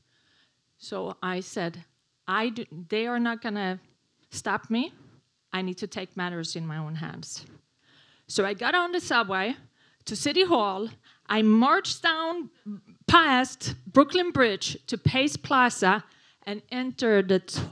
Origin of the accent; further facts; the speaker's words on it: Sweden; English is a second language; moved away as an adult; now in New York City, United States; I moved to New York from Sweden in 1994